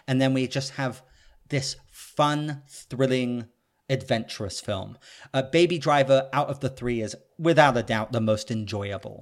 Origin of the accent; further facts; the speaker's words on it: United Kingdom; I'm British